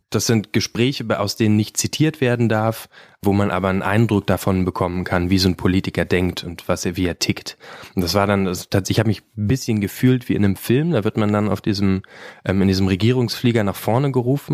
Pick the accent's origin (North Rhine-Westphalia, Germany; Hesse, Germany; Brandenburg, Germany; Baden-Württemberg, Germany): Brandenburg, Germany; ich komme aus Brandenburg